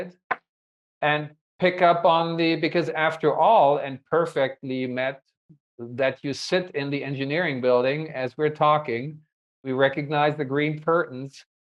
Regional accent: Hanover, Lower Saxony, Germany; the Nord LB in my hometown

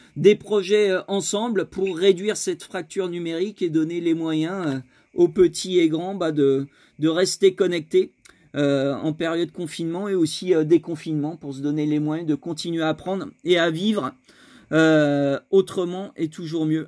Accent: Hauts-de-France, France; je suis des Hauts-de-France.

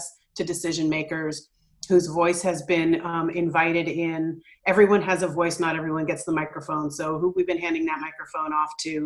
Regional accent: Philadelphia, Pennsylvania, United States; now in Eugene, United States; I grew up in Philadelphia

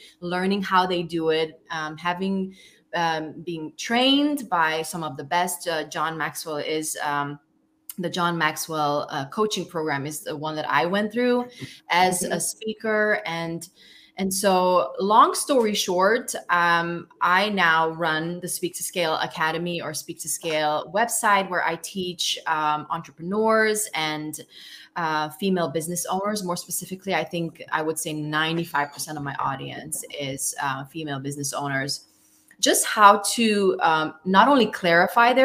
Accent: Romania; I was born in Romania in 1981

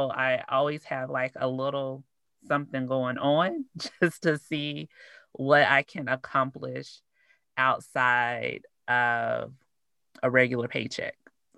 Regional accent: Arkansas, United States; now in Midwest; I need to work on my accent and the way that I speak because people were rude and not nice. And it made me change part of who I am.

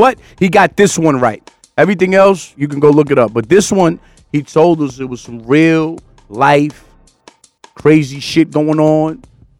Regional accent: United States; as an American

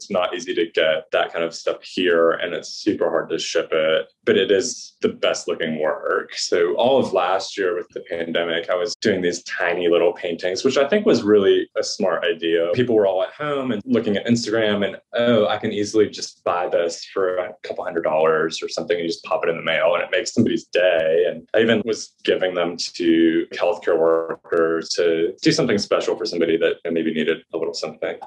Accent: the South, United States; also born or lived in Saginaw, Michigan, United States; now in New England, United States; the hard part about growing up in the South is you learn to constantly be pleasing people. And now that I'm in New England

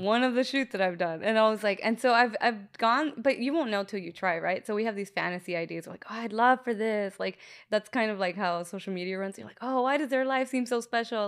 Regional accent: Long Beach, California, United States; now in Norwalk, United States; I'm from Long Beach

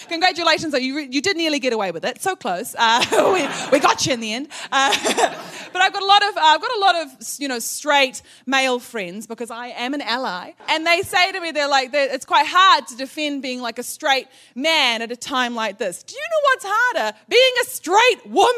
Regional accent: New Zealand; I am from New Zealand

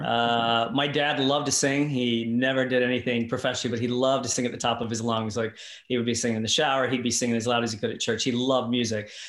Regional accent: across the river from Louisville, Indiana, United States; moved away as an adult; also born or lived in Los Angeles, United States; now in New Zealand; I grew up on a farm outside. So I always say I'm from Louisville

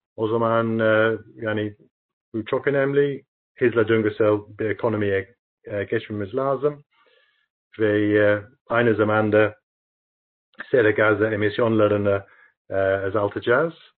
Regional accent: United Kingdom; Turkish is a second language; now in Turkey; Birleşik Krallık yani memleketim

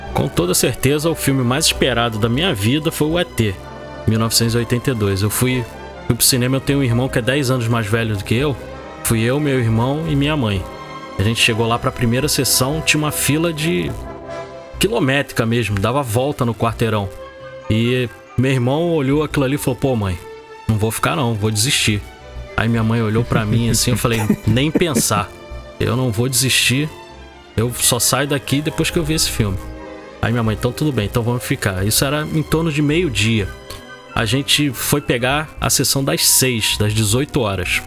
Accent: Rio de Janeiro, Brazil; Eu sou do Rio de Janeiro, né? Eu morava ali no, no bairro do Meia

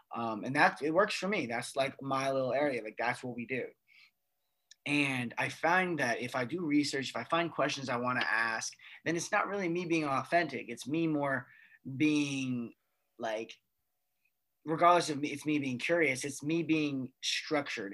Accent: United States; as American citizens

